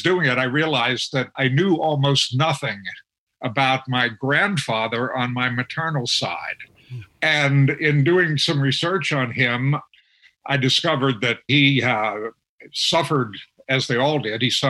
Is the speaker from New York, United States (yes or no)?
no; Harrisburg, Pennsylvania, United States; When I was growing up in Harrisburg, my family was not a family that kept alcohol in the home